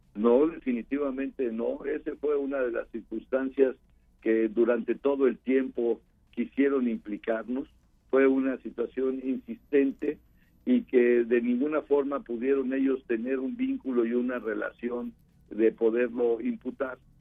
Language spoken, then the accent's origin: Spanish; Mexico; todos somos mexicanos